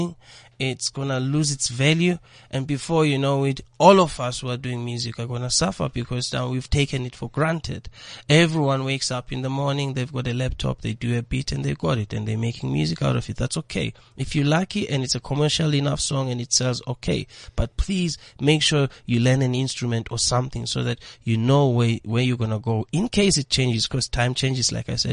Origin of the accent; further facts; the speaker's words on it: South Africa; being South African